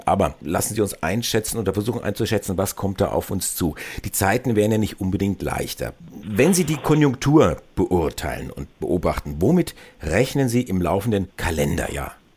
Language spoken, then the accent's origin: German; Germany; Bei uns in Deutschland